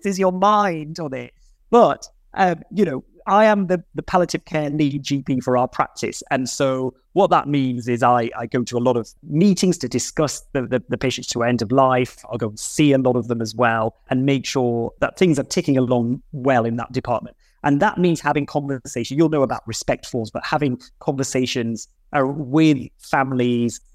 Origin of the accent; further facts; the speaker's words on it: Bradford, Yorkshire and the Humber, United Kingdom; I grew up in Bradford